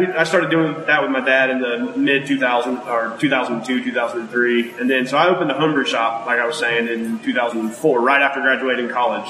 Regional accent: Haralson County, Georgia, United States; I grew up in Harrelson County, Georgia, which is northwest of here a little ways.

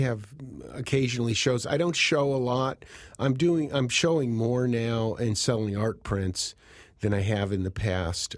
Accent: Cheshire, Connecticut, United States; moved away as an adult; growing up in Cheshire, you know, college was always the, the, um, the goal

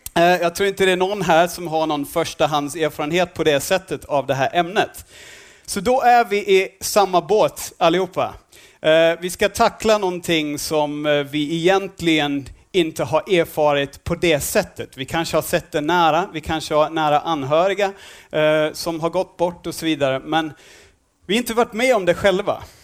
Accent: Australia; Swedish is a second language; now in Sweden; jag är inte härifrån, jag är från Australien

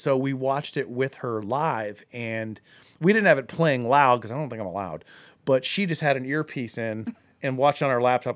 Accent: Akron, Ohio, United States; I'm from Akron

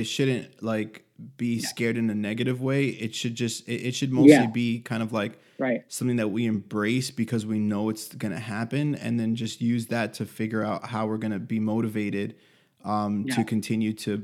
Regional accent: Miami, Florida, United States; I'm from Miami

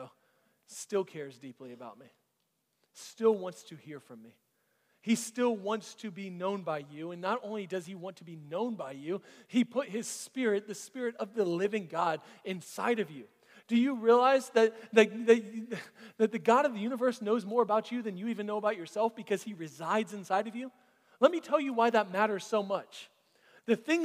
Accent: Florida, United States; now in Alpharetta, United States; I grew up under the poverty line in Florida

